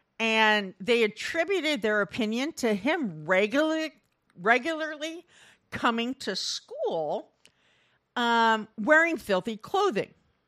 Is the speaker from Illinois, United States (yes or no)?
no; Storm Lake, Iowa, United States; I'm from Storm Lake, Iowa, so we scooped the loop on the weekends.